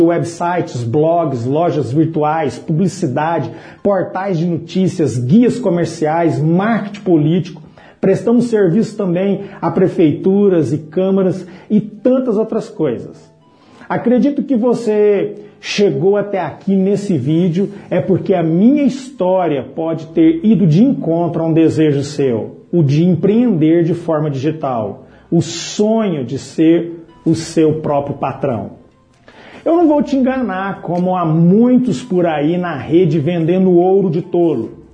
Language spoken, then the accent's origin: Portuguese; Patrocínio, Minas Gerais, Brazil; Em 2011, retornei à minha cidade natal, Patrocínio, Minas Gerais